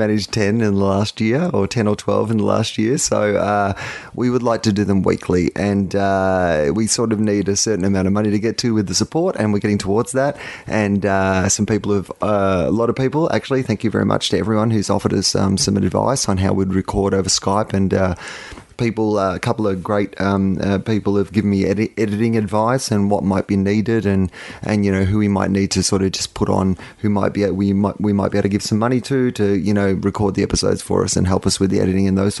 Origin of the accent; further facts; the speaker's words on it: Sydney, New South Wales, Australia; Sydney, particularly my hometown